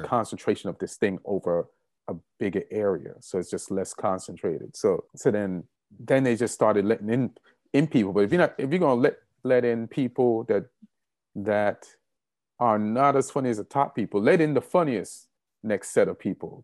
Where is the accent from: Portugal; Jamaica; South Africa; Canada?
Jamaica; moved away; also born or lived in New York; being Jamaican